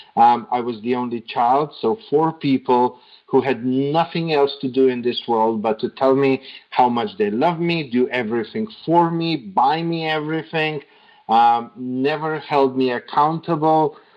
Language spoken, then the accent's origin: English; Slovenia; moved away as an adult; now in Serbia; I grew up in Slovenia and I lived in Slovenia most of my life. Uh, it was just three years ago that I moved to Serbia